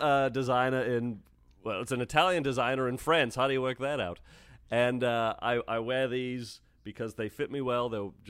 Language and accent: English; England, United Kingdom; I'm from England, so the tying strings are neon green.